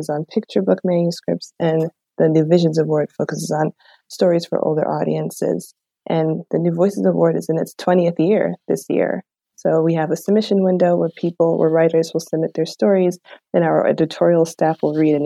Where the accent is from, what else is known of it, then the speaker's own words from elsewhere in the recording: New York City, New York, United States; I'm from the Bronx, New York.